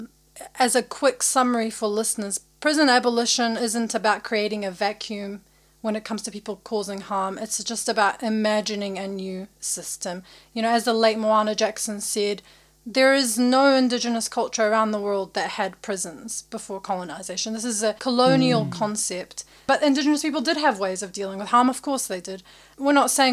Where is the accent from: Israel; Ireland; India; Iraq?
Iraq; now in New Zealand; I'm from Iraq